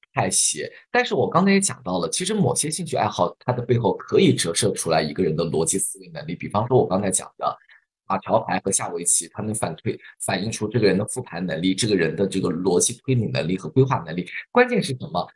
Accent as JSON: {"language": "Chinese", "country": "China", "said": "我们中国人"}